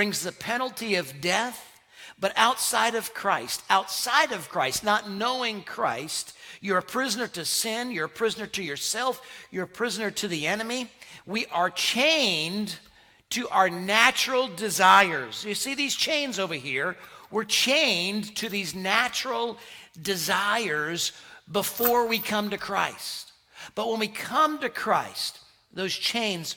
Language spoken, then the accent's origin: English; Connecticut, United States; moved away; also born or lived in South Carolina; when we moved from South Carolina to Connecticut, I grew up, really I call Connecticut home, not far from New York